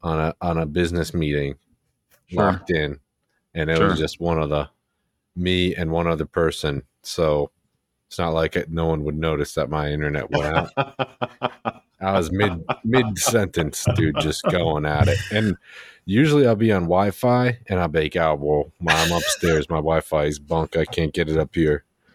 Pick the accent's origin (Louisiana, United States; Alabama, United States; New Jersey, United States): New Jersey, United States; I'm fucking from New Jersey.